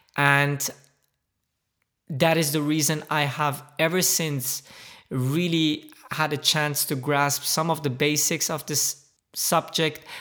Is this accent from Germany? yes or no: yes; Germany; moved away as an adult; also born or lived in Middle East / United States / Dubai; I am originally from the Middle East. I, uh, grew up, however, in Germany